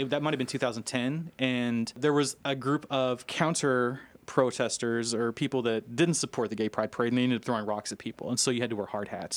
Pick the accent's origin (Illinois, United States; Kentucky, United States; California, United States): Kentucky, United States; Louisville; moved away as an adult; also born or lived in Sofia, Bulgaria; I'm from Louisville